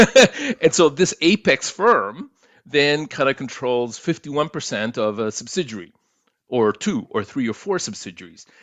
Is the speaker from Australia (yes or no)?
no; Chile; now in Toronto, Canada; being an, an immigrant to Canada, and kinda looking at what happened in my home country of Chile.